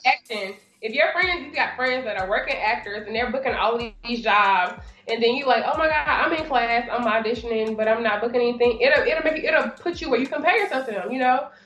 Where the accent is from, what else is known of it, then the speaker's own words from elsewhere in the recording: Birmingham, Alabama, United States; moved away as an adult; now in Atlanta, United States; I am um, from Birmingham, Alabama. Um, born and raised there and I currently reside, of course, in Atlanta, Georgia.